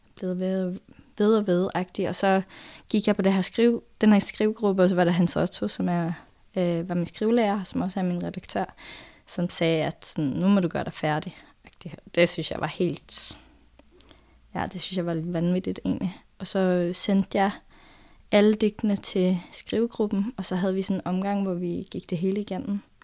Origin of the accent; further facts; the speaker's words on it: Norway; Danish is a second language; moved away; jeg er jo nordmand, sådan at øh, der kommer jo bare en masse norske ord og vendinger og sådan noget ind i teksten